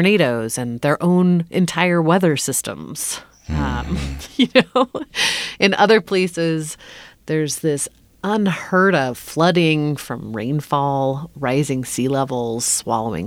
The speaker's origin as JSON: {"language": "English", "region": "California", "country": "United States", "tie": "born or raised there", "said": "even in California, where we, already had quite warm weather all the time"}